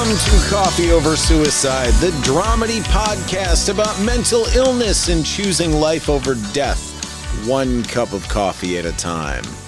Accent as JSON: {"language": "English", "region": "Michigan", "country": "United States", "tie": "born or raised there", "said": "I grew up in Michigan"}